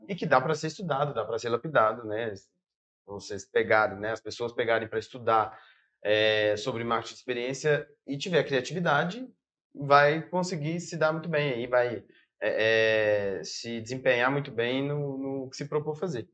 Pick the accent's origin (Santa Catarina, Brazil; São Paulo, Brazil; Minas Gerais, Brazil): Minas Gerais, Brazil; Brumadinho; moved away as an adult; now in Belo Horizonte, Brazil; sou natural de Brumadinho, Minas Gerais